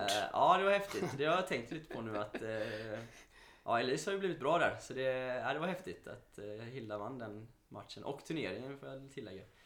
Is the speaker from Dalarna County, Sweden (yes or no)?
no; Mölndal, Västra Götaland, Sweden; jag är från Mölndal från början